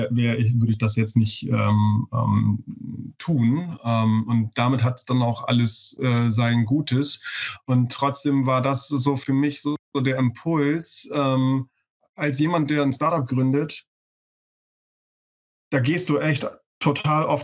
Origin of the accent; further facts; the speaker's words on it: Bremen, Germany; born there; Ich bin hier in Bremen geboren. Ähm, und äh, ich äh, werde hier wahrscheinlich auch alt werden